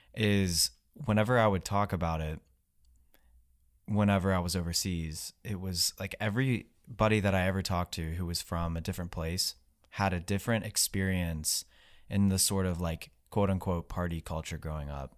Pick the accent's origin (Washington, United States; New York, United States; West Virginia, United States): West Virginia, United States; I grew up in West Virginia